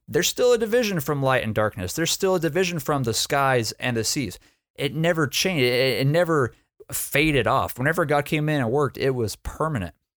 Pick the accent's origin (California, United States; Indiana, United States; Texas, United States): Texas, United States; I'm from Texas